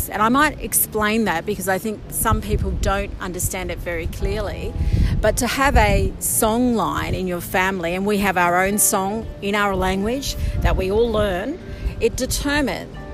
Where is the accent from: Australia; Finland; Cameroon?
Australia; Fingal Head, New South Wales; moved away; also born or lived in Sydney, Australia / United States; And I'm from Fingal Head. I am a sixth generation Aboriginal person who's lived in Fingal Head. I grew up here. I went to school at the local Fingal Head Public School, and I was the fourth generation to attend that school.